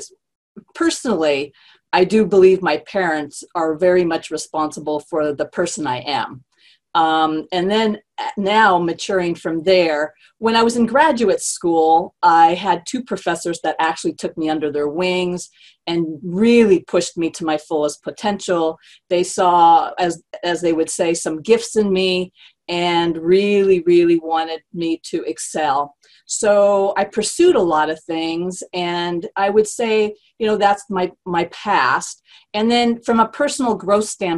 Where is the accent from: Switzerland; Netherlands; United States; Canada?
United States; San Jose, California; I'm from San Jose, California